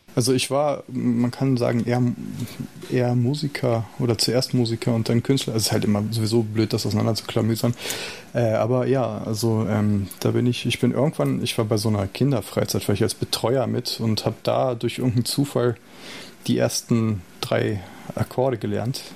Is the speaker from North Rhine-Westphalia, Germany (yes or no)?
no; Salzgitter, Lower Saxony, Germany; ich bin in Salzgitter groß geworden